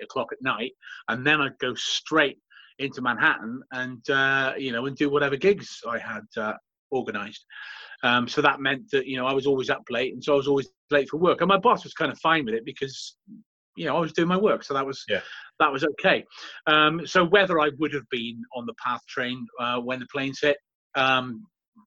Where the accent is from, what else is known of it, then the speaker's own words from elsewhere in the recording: Swansea, Wales, United Kingdom; moved away as an adult; also born or lived in London / New York City; my hometown